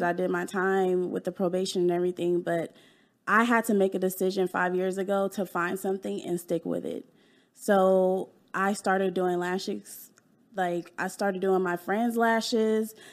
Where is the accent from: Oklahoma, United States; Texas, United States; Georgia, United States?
Texas, United States; Dallas; also born or lived in California; I was born in California, and I moved to Dallas when I was 10